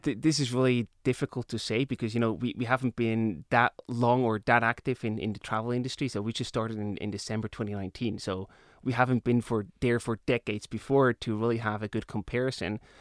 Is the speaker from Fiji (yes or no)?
no; Emmental Valley, Bern, Switzerland; I grew up in the Emmental Valley